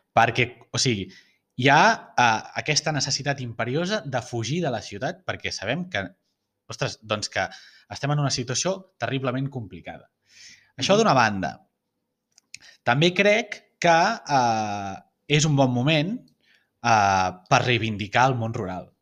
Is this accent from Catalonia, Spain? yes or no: yes; Barcelona, Catalonia, Spain; la meva visió com a barceloní